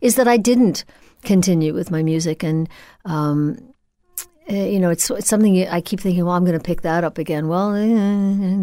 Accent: Old Bethpage, New York, United States; I grew up in Old Bethpage.

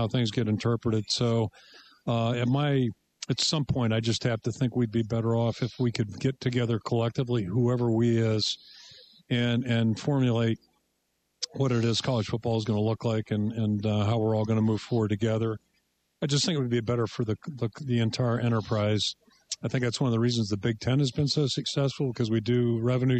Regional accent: Pittsburgh, Pennsylvania, United States; the Pittsburgh Pirates, my hometown team

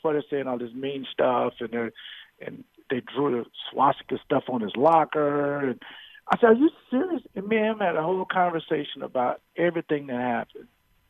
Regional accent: Florida, United States; now in Wisconsin, United States; I moved to Wisconsin from Florida

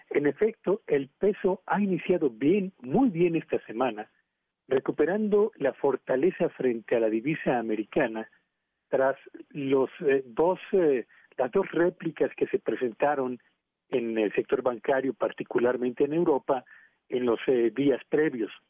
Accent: Mexico

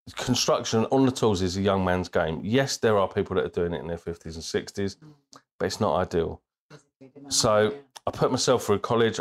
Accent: Bristol, South West England, United Kingdom; also born or lived in Birmingham; So we lived there until I was eight years old, and my dad got promoted. We moved to Bristol

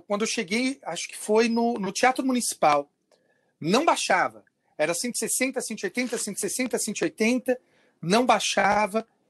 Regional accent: Bebedouro, São Paulo, Brazil; eu sou do interior de São Paulo, em Bebedouro

